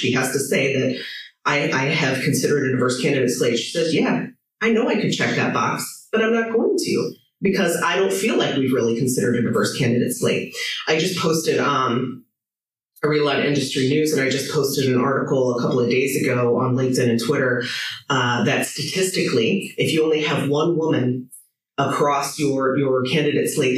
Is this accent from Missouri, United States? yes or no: yes; St. Louis, Missouri, United States; moved away as an adult; now in Ireland; my friends in St. Louis. I was just there last week, back in my hometown